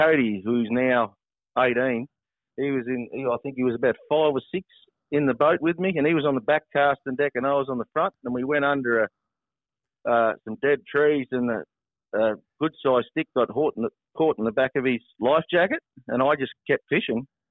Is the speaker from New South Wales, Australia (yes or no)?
yes; Nyngan, New South Wales, Australia; I grew up on the Bogan River out at Ningen, right on the water.